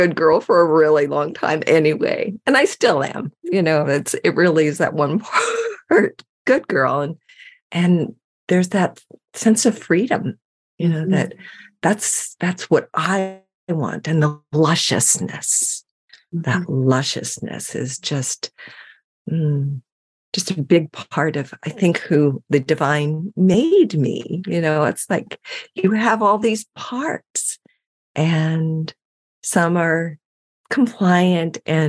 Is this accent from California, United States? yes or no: yes; San Francisco, California, United States; I grew up in San Francisco, and it was the heyday of the Haight-Ashbury